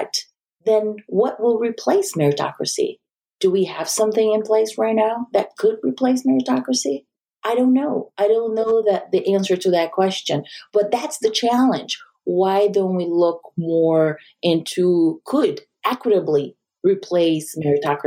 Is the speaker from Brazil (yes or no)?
yes; Brazil; also born or lived in Japan; now in United States; I am not from the U.S. I grew up in Brazil and I lived in Japan.